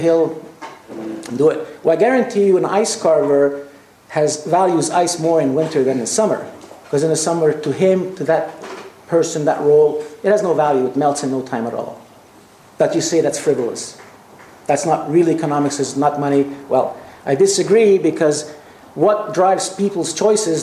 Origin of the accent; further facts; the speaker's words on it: Canada; also born or lived in Quebec; I come from Canada, a very cold country